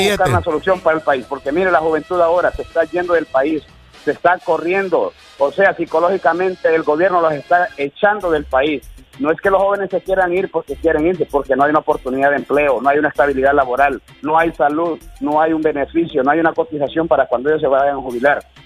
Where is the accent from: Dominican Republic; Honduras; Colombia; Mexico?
Honduras; Puerto Cortés, Cortés; yo soy porteño 100%